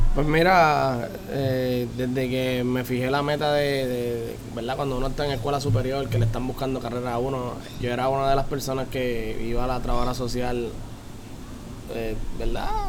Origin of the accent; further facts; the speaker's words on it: Las Piedras, Puerto Rico; also born or lived in Humacao; vivo en Las Piedras, soy pedreño, desde, nací en Humacao, pero desde que, desde que, ¿verdad? Mis papás siempre han vivido en Las Piedras